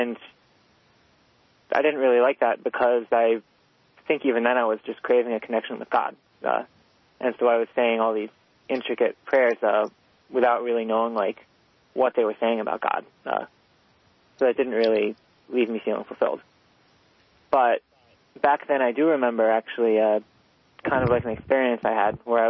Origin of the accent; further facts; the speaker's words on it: New York City, New York, United States; I'm from New York City, and I grew up in a pretty liberal Jewish home